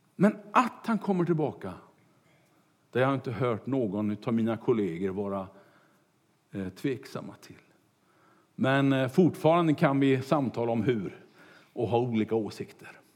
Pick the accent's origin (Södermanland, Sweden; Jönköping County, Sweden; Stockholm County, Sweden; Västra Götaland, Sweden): Västra Götaland, Sweden; Kungälv; när jag var kanske fem sex år och cyklade omkring hemma i Kungälv